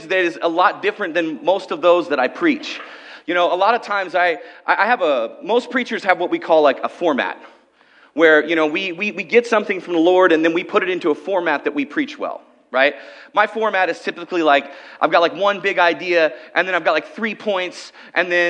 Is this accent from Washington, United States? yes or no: yes; Okanogan, Washington, United States; When I was about 13 years old, I was growing up in Okanagan, Washington